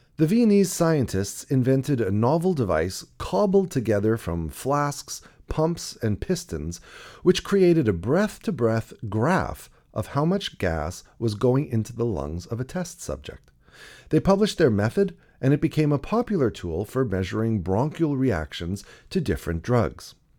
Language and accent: English; Toronto, Ontario, Canada; In the nineteen seventies and eighties, I grew up in Toronto, the younger of two boys.